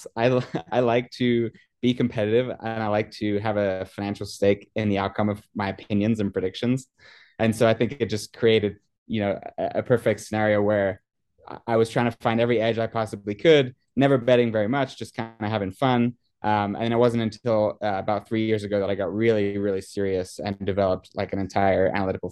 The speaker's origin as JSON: {"language": "English", "region": "England", "country": "United Kingdom", "tie": "born or raised there", "moved": "yes", "said": "when I was a kid, I grew up in England, actually."}